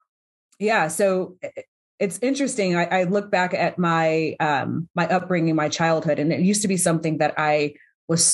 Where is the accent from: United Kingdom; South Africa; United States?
United States; North Las Vegas, Nevada; I'm born and raised here in Las Vegas. I grew up in an area called Northtown